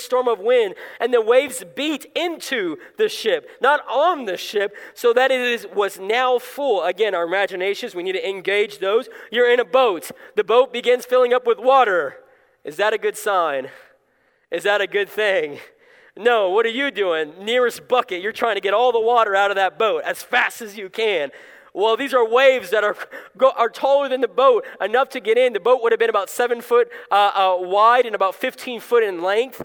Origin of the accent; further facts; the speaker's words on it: South Florida, United States; moved away; I grew up in South Florida